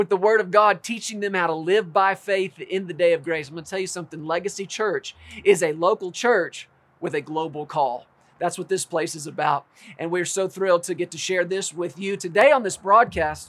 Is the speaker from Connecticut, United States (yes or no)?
no; Texas, United States; this has been my home for all my life, almost 40 years. Born and raised in Texas